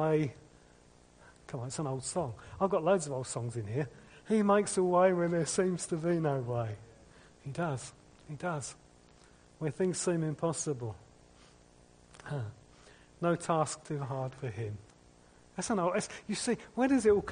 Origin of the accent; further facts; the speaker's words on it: United Kingdom; We're British